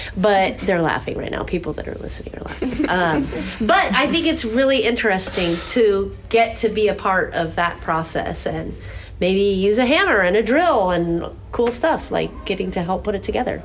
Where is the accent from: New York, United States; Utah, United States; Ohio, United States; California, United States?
California, United States; San Diego; I grew up in San Diego